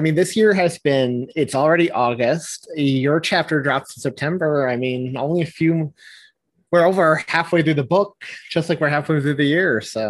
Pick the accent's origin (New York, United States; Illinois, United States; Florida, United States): New York, United States; just outside New York City, United States; also born or lived in England; I've always lived just outside of the city. Mm-hmm. I've always been in New York apart from I went to college in England for 4 years.